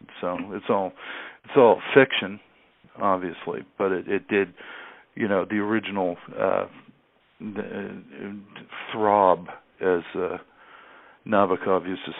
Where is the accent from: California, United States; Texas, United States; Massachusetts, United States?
Massachusetts, United States; Boston; moved away; also born or lived in Los Angeles; I'm from Boston